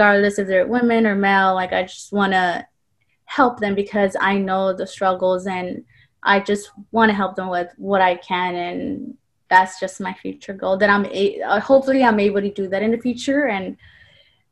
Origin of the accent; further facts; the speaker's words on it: Compton, California, United States; also born or lived in Orange County, California; I am from the city of Compton, you know, that's my home